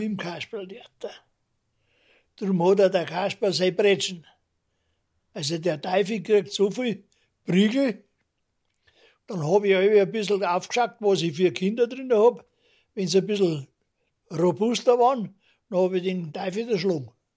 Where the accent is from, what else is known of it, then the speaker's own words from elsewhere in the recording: Munich, Bavaria, Germany; das ist mein Großvater gewesen und da bin ich Münchner geworden